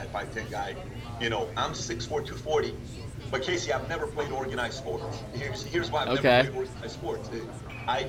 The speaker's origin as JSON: {"language": "English", "country": "Iran", "moved": "yes", "lives_now": "United States", "said": "I'm really from Iran"}